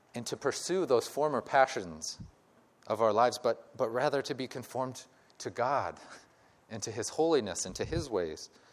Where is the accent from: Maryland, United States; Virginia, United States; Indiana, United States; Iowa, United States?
Iowa, United States; moved away as an adult; now in California, United States; I had grown up in Iowa, uh, about 15 years after leaving Iowa